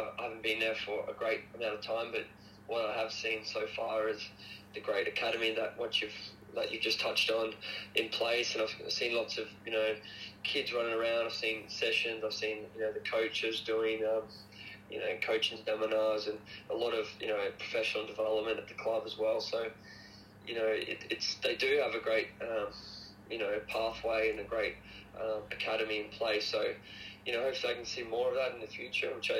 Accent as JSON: {"language": "English", "town": "Toowoomba", "region": "Queensland", "country": "Australia", "said": "I'm actually from Toowoomba"}